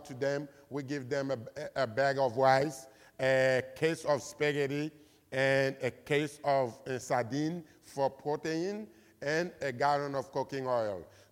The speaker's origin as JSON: {"language": "English", "country": "Haiti", "tie": "born or raised there", "said": "I grew up in Haiti, raised in Haiti."}